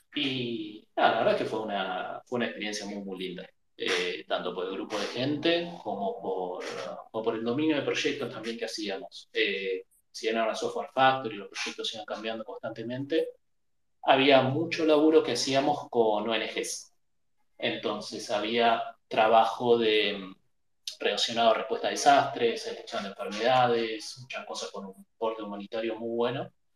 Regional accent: Buenos Aires, Argentina; nacido, criado en Buenos Aires de toda la vida.

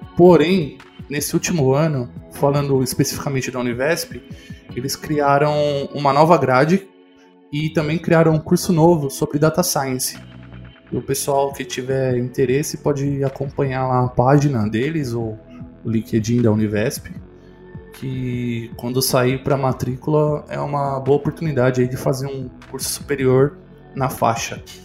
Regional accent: Santo André, São Paulo, Brazil; eu sou de Santo André

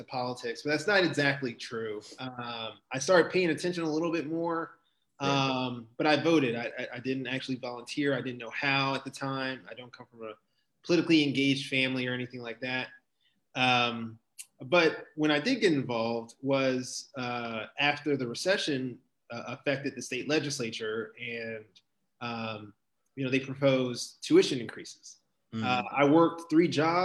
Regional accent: Prince George's County, Maryland, United States; I'm born and raised here in gorgeous Prince George's County

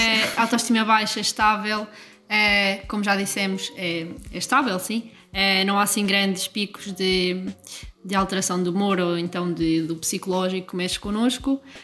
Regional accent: Coimbra, Centro, Portugal; tenho dezoito anos e sou de Coimbra

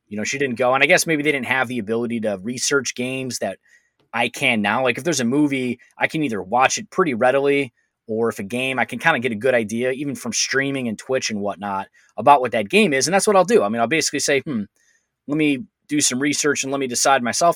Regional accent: Cleveland, Ohio, United States; I grew up in Cleveland

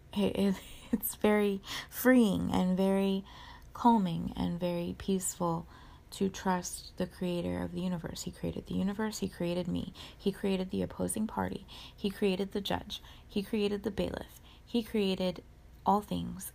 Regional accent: Orange County, California, United States; where I grew up in Orange County California

